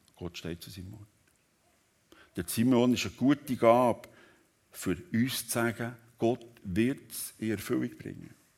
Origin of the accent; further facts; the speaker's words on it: Switzerland; Hier bei uns in der Schweiz